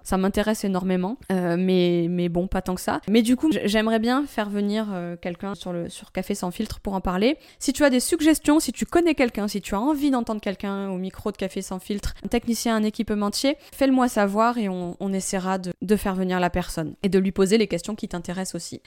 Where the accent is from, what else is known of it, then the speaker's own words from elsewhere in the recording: France; chez nous en France